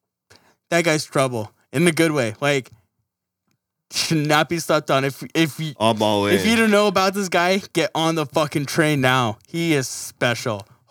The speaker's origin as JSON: {"language": "English", "country": "Canada", "said": "Fuck, man, I'm Canadian. Sorry."}